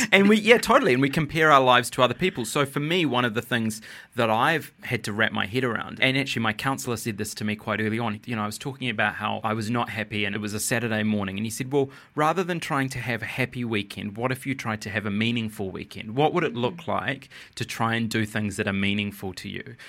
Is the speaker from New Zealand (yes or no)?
yes; New Zealand; I was born in New Zealand